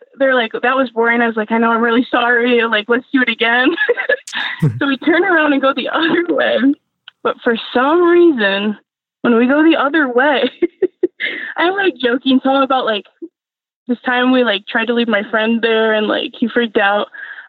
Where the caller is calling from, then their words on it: Bowling Green, Ohio, United States; Bowling Green, Ohio.